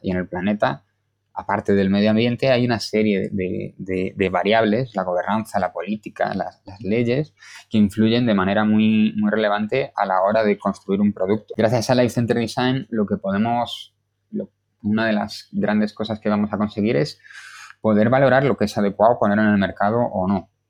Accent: Galicia, Spain; now in Madrid, Spain; soy gallego y esto marca mucho de mí

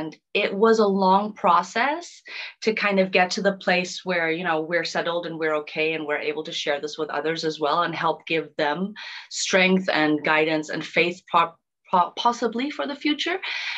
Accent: Germany; born there; also born or lived in Dominican Republic; So originally, I was born in Germany, but I've been fortunate enough to have traveled and lived in many different places around the world, amongst them Africa, Thailand, Dominican Republic.

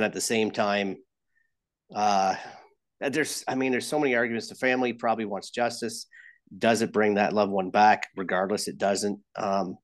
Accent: London, Ontario, Canada; I'm from London, but I'm in Toronto right now

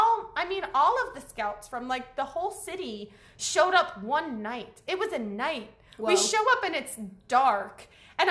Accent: Chino Hills, California, United States; I grew up in Chino Hills

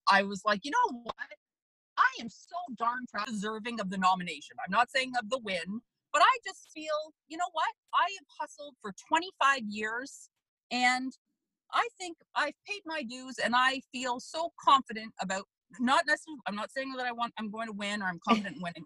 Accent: Markham, Ontario, Canada; I grew up in Markham

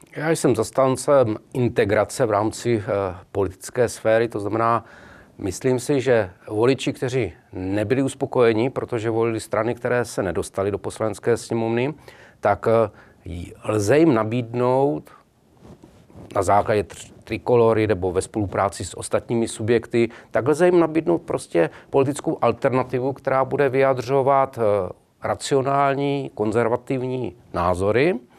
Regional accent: Brno, South Moravian Region, Czechia; Já jsem konkrétně z Brna

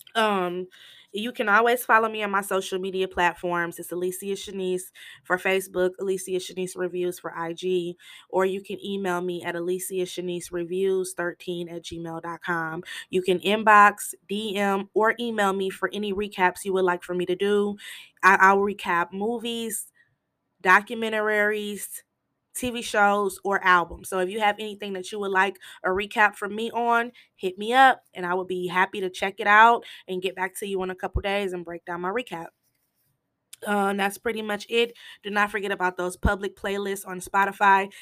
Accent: Michigan, United States; I'm from Michigan

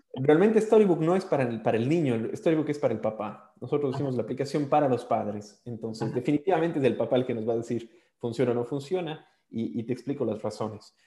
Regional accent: Ecuador; moved away as an adult; also born or lived in Australia; soy, ecuatoriano

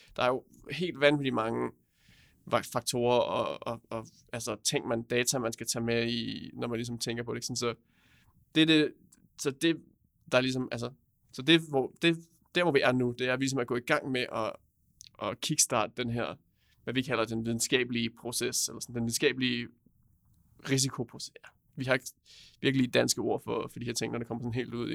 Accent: Roskilde, Zealand, Denmark; kommer jeg fra Roskilde

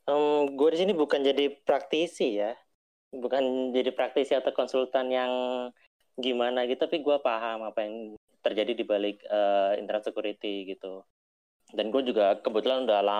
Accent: Balikpapan, East Kalimantan, Indonesia; Uh, eh, gue anak Balikpapan.

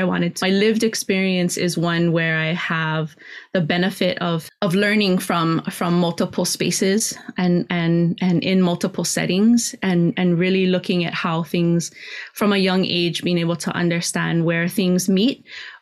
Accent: Kona, Hawaii, United States; also born or lived in Oahu; now in Hilo, United States; I grew up in Kona and then left and came to Hilo when I was fairly young, you know, still a teenager

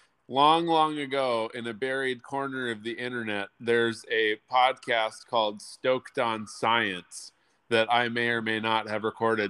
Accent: California, United States; also born or lived in San Diego / Minnesota / Chicago; I grew up in California originally, but we've moved around a lot. So grew up in a little county called Yolo. Actually, that's true. Yep. It's called Yolo County, which is in Northern California.

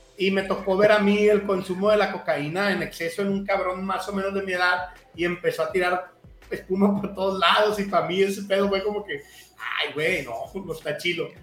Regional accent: Culiacán, Sinaloa, Mexico; moved away; also born or lived in Cancún / Mexico City; me fui joven de Culiacán eh, y me tocaba estar solo, por ejemplo, en Cancún

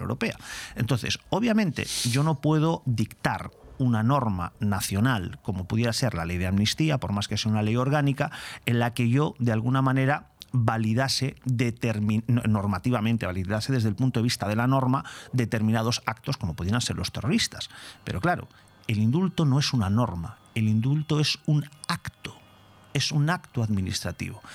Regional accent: Spain; como español

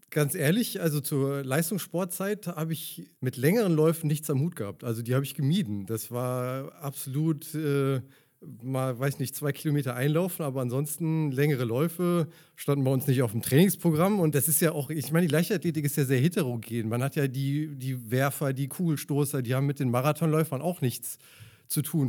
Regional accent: Leverkusen, North Rhine-Westphalia, Germany; ich bin in Leverkusen geboren und Leverkusen groß geworden, in Opladen zur Schule gegangen

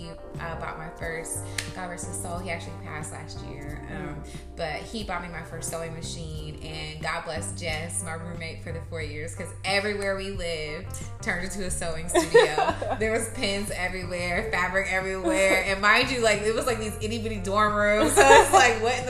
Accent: Indianapolis, Indiana, United States; I'm from Indianapolis, Indiana

